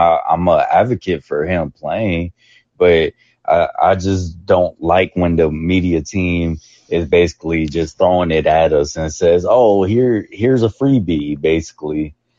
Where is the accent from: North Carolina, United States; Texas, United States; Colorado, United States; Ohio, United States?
Texas, United States; Dallas; I'm a person from Oak Cliff